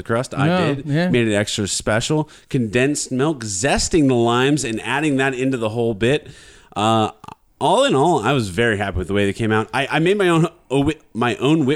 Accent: Midwest, United States; I'm from the Midwest

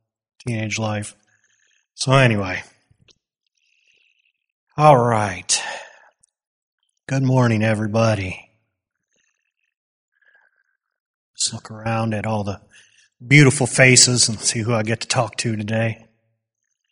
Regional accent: Wisconsin, United States; moved away; I grew up in Wisconsin

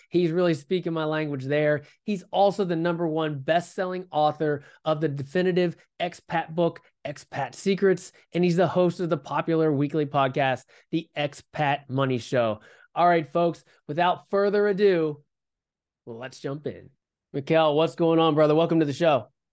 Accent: West Virginia, United States; I, I grew up in West Virginia

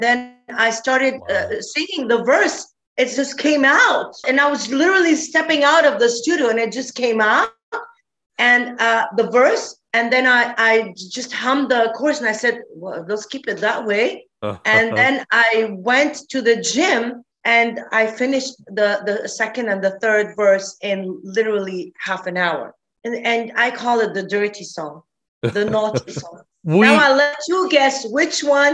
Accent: Sidon, South Governorate, Lebanon; moved away; also born or lived in Beirut / Canada; I'm from the core of Beirut. I'm from Sidon, which is the capital of Phoenicia

